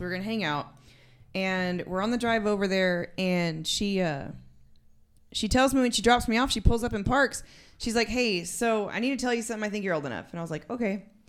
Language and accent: English; San Angelo, Texas, United States; moved away as an adult; also born or lived in Germany; now in West Odessa, United States; I am actually from San Angelo, Texas